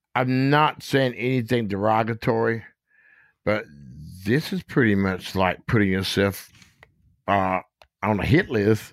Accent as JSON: {"language": "English", "town": "Goldsboro", "region": "North Carolina", "country": "United States", "moved": "yes", "lives_now": "Gettysburg, United States", "said": "from Goldsboro, North Carolina, a sharecropper, son"}